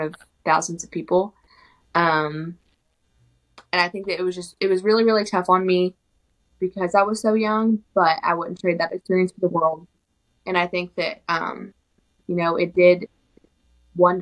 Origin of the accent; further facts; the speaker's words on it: Southeast Oklahoma, United States; I'm from Southeast Oklahoma